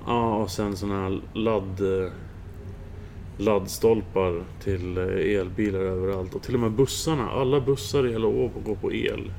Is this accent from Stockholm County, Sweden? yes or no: yes; Södertälje, Stockholm County, Sweden; now in Tranås, Sweden; i Södertälje där jag växte upp